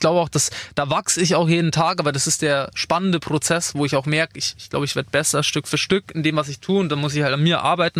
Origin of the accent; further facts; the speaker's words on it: Attaching, Bavaria, Germany; bei mir in Attaching, in meinem Dorf, wo ich aufgewachsen bin